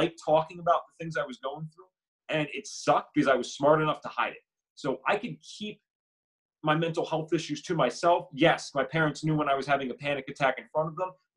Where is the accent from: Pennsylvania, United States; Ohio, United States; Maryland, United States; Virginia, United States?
Pennsylvania, United States; Bucks County; We grew up in Bucks County, Pennsylvania, nice suburban area